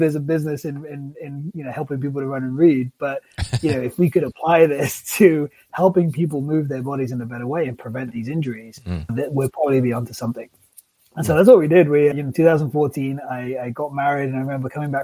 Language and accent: English; England, United Kingdom; I grew up in England